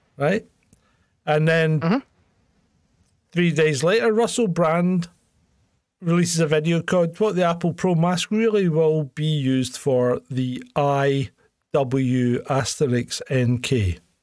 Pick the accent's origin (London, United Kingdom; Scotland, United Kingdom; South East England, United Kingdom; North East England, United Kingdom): Scotland, United Kingdom; also born or lived in Hong Kong; they put me back into the Scottish school system where I would have been if I hadn't been away